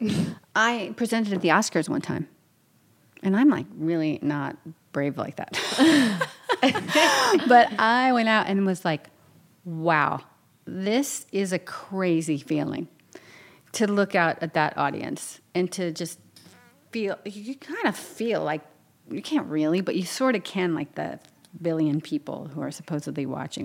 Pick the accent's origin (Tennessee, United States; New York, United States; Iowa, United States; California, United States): New York, United States; I'm from New York, around New York.